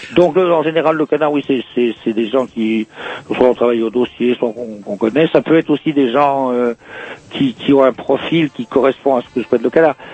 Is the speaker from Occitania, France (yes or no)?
no; Brittany, France; moved away as an adult; also born or lived in Rennes / Paris; Je suis né dans le Morbihan